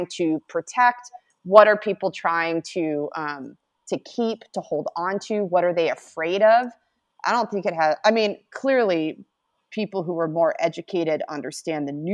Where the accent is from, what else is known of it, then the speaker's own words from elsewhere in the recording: United States; we as a nation